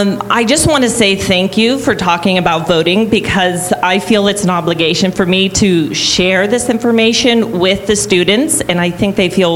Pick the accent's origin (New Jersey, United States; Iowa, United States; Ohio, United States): Ohio, United States; Niles; I'm actually from Niles, Ohio.